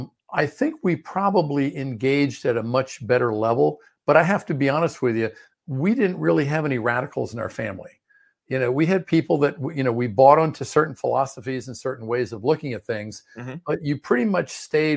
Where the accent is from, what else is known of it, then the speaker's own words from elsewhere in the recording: Maryland, United States; also born or lived in Washington, D.C.; I was originally born in Washington, D.C., and I grew up in the Prince George's County area of Maryland, which is directly south. It's like a Washington suburb.